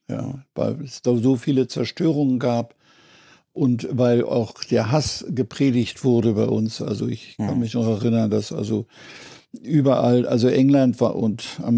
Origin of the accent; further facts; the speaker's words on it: Berlin, Germany; also born or lived in Zittau; ich habe dann den Einmarsch der Roten Armee auch erlebt in Karlshorst.